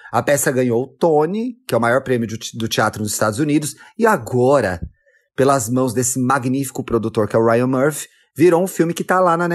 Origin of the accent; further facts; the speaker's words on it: Brazil; E você vê que a gente está em 2020, a gente é brasileira, a gente tem outra, outra vivência